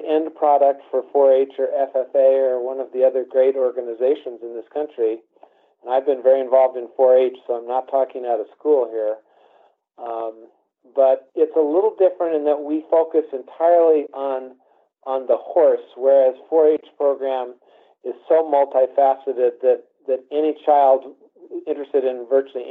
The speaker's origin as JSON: {"language": "English", "region": "Colorado", "country": "United States", "tie": "born or raised there", "said": "I grew up in the Pony Club program, joined Pony Club in 1964 here in Colorado, the Platte Valley Pony Club"}